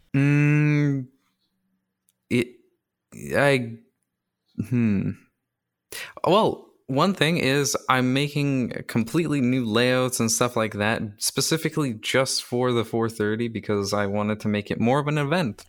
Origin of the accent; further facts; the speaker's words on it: Canada; I'm also Canadian